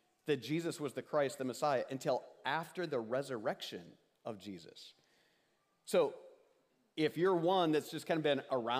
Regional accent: Osage, Iowa, United States; my hometown and little rural upbringing

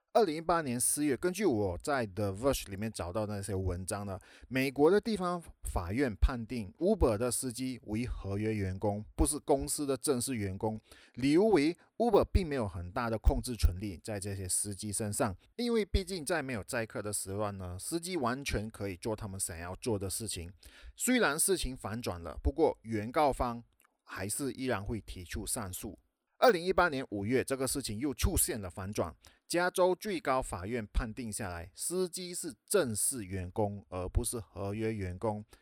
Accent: Malaysia; 在马来西亚，也就是我的家乡

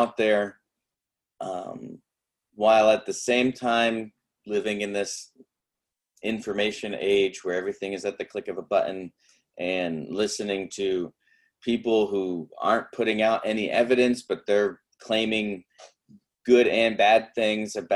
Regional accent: United States; I am unashamedly American

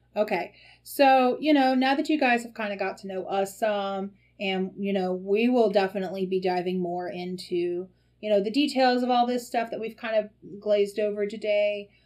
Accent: the South, United States; as a girl growing up in the South

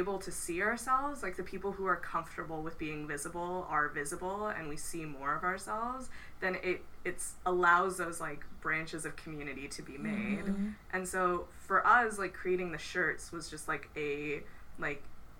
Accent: India; And I was like, oh, I'm Indian, but instantly had to qualify it with South Asian.

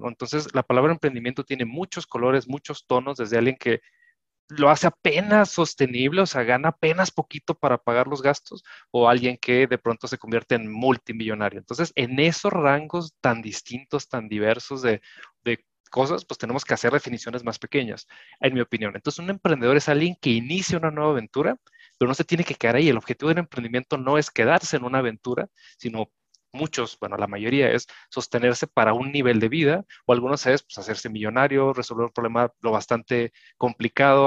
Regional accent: Mexico; nosotros somos de México

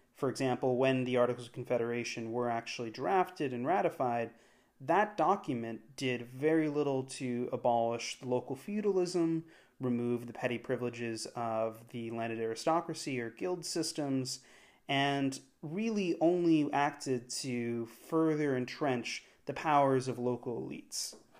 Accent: Washington, District of Columbia, United States; As an American growing up in Washington, D C

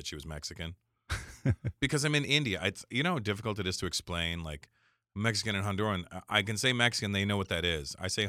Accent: Canada; Well, for me, because I'm also Canadian, so it doesn't really matter. I talk about it in my act right now because I said, look, I'm Canadian. I can't even vote in your country anyway.

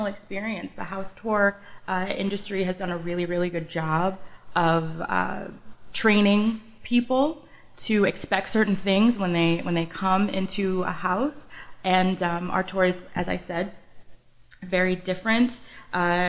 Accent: Connecticut, United States; also born or lived in North Carolina; I'm from Connecticut, but then I went to North Carolina for school and then came home

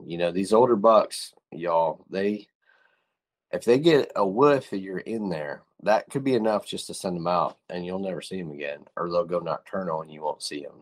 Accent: Northwest Pennsylvania, United States; We grew up in Northwest Pennsylvania

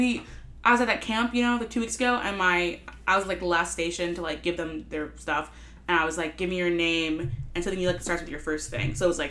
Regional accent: Lancaster, Pennsylvania, United States; I grew up in Lancaster.

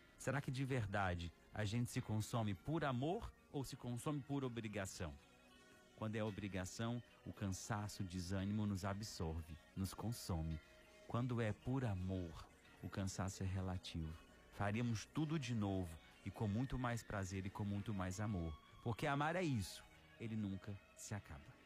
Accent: Araxá, Minas Gerais, Brazil; also born or lived in Ceará; now in Fortaleza, Brazil; na minha terra natal

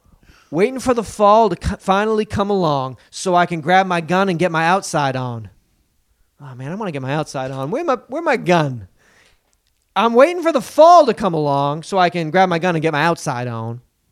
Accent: Atlanta, Georgia, United States; We're all from Atlanta here.

